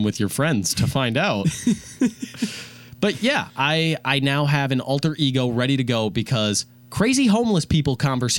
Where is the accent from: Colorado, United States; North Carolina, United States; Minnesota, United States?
Minnesota, United States; Rogers; I'm a journalist major. I'm from Rogers, Minnesota.